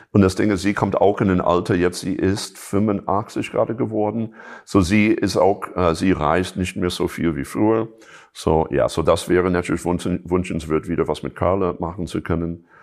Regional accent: Chicago, Illinois, United States; German is a second language; ich komme ursprünglich aus Chicago, so natürlich das ist ein, äh, ein, ein Staat, wo, wo, wo einfach die Blues einfach zu Hause ist.

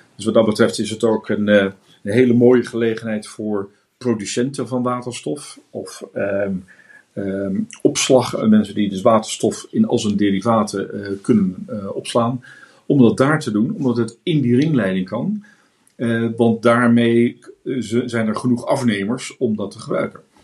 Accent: Netherlands; now in Hamburg, Germany; wij als Nederlanders

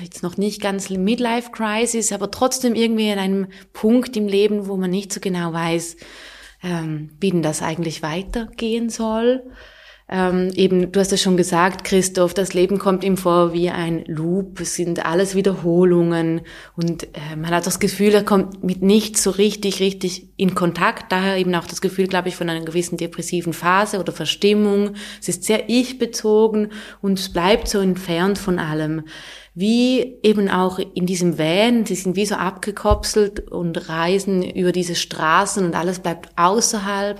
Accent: Thurgau, Switzerland; first language Swiss German; bei uns im Thurgau

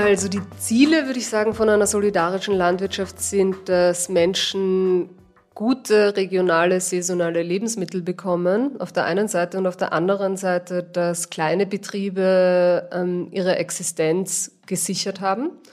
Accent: Vienna, Austria; moved away as an adult; now in Almtal, Austria; Wie man vielleicht hört, bin ich nicht ursprünglich aus Oberösterreich. Ich komme aus Wien eigentlich.

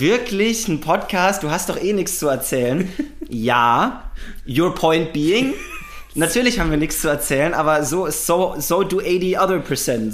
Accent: Würzburg, Bavaria, Germany; now in Berlin, Germany; Ich bin aber eigentlich aus Würzburg

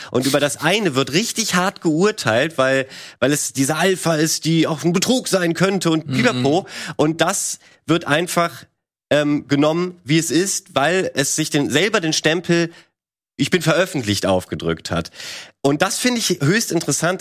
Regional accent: Germany; bei uns in Deutschland

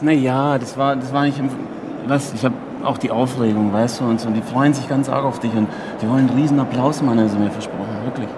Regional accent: Germany; Italiener in Deutschland geboren

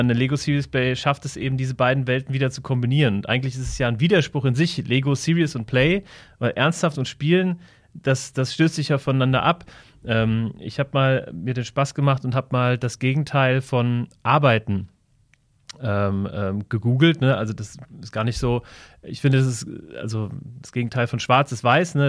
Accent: near Wiesbaden, Hesse, Germany; ich bin ähm, bei Wiesbaden groß geworden, ähm, in einem sehr, ähm, ja, in, in, einem kleinen Ort, würde ich sagen, ähm, so 20 Kilometer von Wiesbaden entfernt.

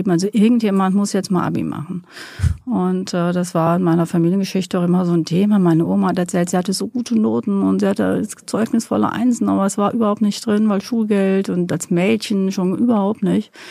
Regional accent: Rhineland-Palatinate, Germany; Ähm, ich bin in Neuwied geboren und in einem äh, kleineren, kleinen Stadt, in einem Dorf aufgewachsen, männlich, obermännlich, um genau zu sein.

